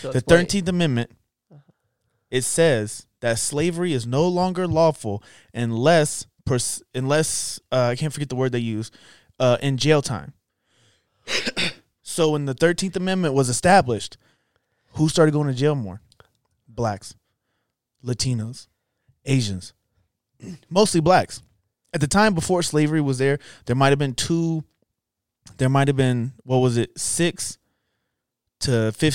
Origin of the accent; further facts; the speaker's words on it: Georgia, United States; Growing up in Georgia, I grew up around a lot of black people.